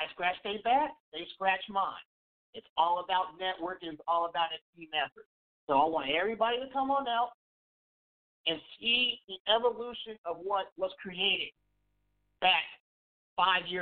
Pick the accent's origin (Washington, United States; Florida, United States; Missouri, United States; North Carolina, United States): Missouri, United States; Kansas City; also born or lived in Wichita; the city of Kansas City, my hometown